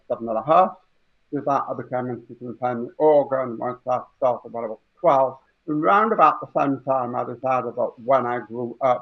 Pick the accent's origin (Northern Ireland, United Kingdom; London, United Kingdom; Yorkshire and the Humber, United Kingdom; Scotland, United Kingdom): Yorkshire and the Humber, United Kingdom; Huddersfield; I was born in Huddersfield in 1964